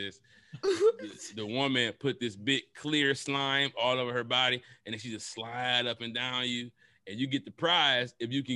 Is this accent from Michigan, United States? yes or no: yes; Detroit, Michigan, United States; I'm from Detroit